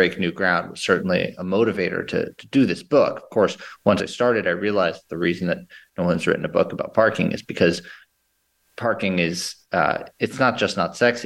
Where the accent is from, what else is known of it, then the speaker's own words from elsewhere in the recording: New York City, New York, United States; I grew up in New York City in Lower Manhattan